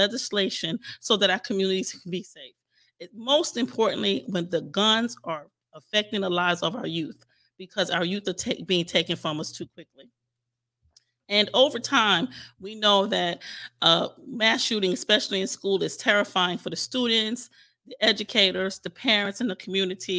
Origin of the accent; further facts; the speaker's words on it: New York City, New York, United States; now in Virginia, United States; my hometown in Staten Island, New York